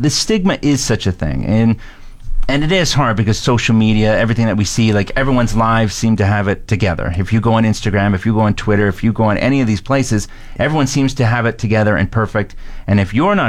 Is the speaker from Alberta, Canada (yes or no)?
yes; Central Alberta, Canada; now in Fort McMurray, Canada; I'm from Central Alberta